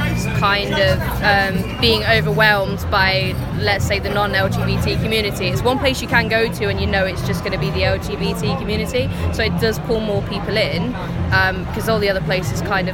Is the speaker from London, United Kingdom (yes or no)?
no; Nottingham, East Midlands, United Kingdom; I'm from Aspley